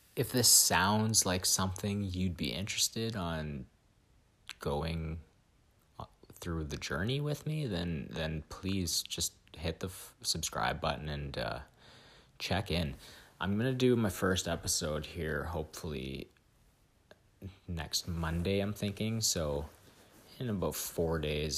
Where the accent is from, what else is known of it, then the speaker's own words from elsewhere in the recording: Vancouver, British Columbia, Canada; moved away as an adult; now in British Columbia interior, Canada; I grew up in Vancouver, um, in the Pacific Northwest